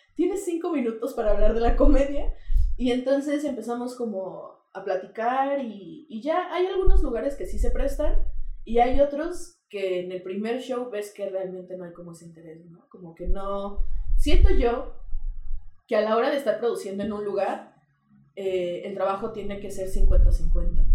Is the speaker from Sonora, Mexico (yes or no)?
no; Querétaro, Mexico; sí soy queretana, este... De toda la vida también